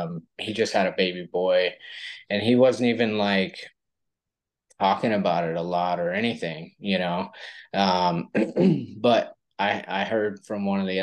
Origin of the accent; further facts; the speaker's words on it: California, United States; moved away as an adult; also born or lived in Los Angeles, California; now in Austin, Texas, United States; I'm actually originally from California, born and raised for the most part in California, but raised in so many different parts, it's hard to just say one specific area. We lived in Northern California, way up in the woods for about probably 8 years of my life as a kid.